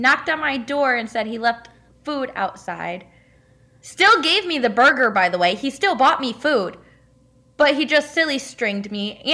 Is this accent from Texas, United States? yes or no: no; west side of Michigan, United States; So I'm from Michigan. So like west side of Michigan, that's where I'm from. I grew up in Michigan